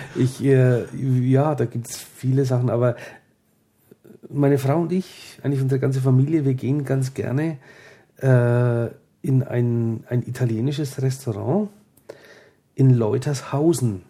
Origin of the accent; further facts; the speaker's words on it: Franconia, Bavaria, Germany; hier bei uns in Franken